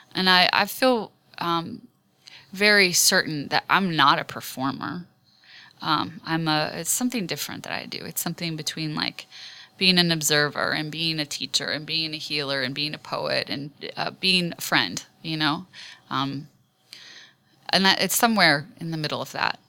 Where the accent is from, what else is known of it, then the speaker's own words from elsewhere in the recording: Western Maryland, United States; moved away; also born or lived in Washington, District of Columbia, United States; I grew up in Western Maryland